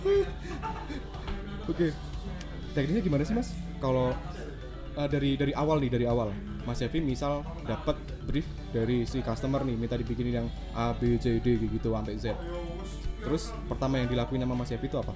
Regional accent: Java, Indonesia; accent: medok (Javanese); aku yo medok.

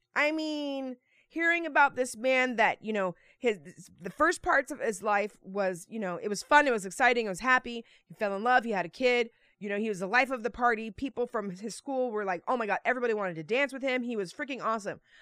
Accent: Texas, United States; moved away; also born or lived in Naples; I was born in Texas.

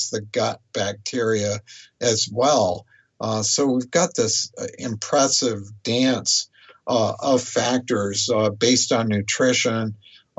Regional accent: United States; I've resided in the U.S. all this time

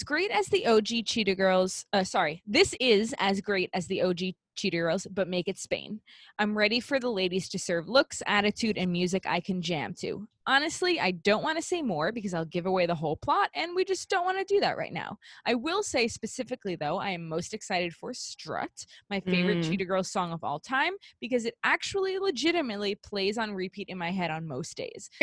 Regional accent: New York City, New York, United States; also born or lived in Staten Island

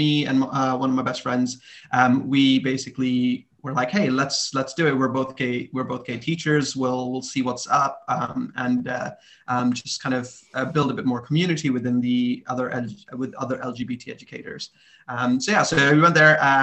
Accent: India; moved away as an adult; also born or lived in Canada; I was born in India, like Adam said in my intro. And I grew up there, went to high school there. I even did a year of uni there. And then my parents decided to emigrate to Canada

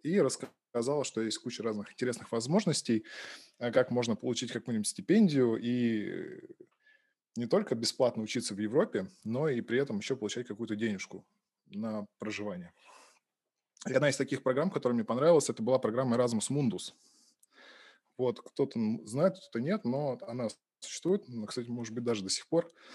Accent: Balashikha, Moscow Oblast, Russia; moved away as an adult; now in Pushkin, Russia; родился я в Подмосковье, в городе Балашиха. Собственно, там я учился в школе и... Жил там, пока учился в университете

